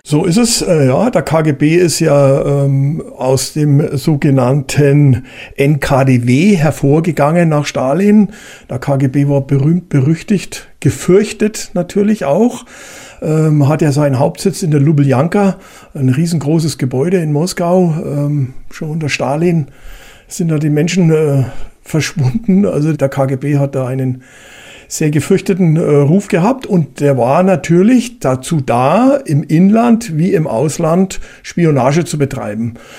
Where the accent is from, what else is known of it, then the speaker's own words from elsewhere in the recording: Germany; Bei uns in Deutschland